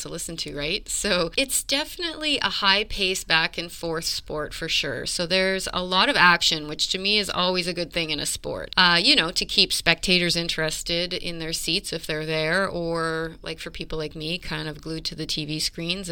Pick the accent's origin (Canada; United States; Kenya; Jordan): Canada; I'm Canadian